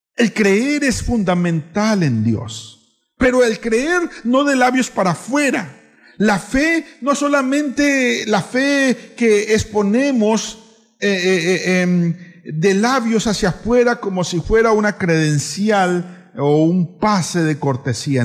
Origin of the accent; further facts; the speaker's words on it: Colombia; now in San Cristóbal, Ecuador; Yo soy colombiano